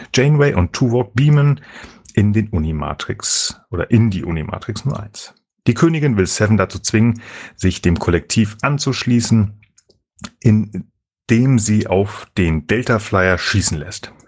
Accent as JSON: {"language": "German", "country": "Germany", "said": "wir Deutschen"}